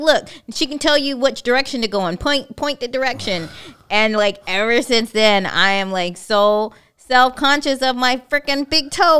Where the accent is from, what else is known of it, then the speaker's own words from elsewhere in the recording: California, United States; moved away as an adult; now in Hawaii, United States; I'm from California.